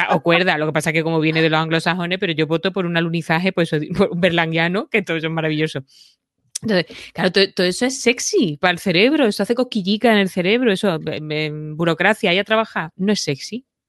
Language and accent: Spanish; Lucena, Andalusia, Spain; now in Madrid, Spain; en Lucena, en mi pueblo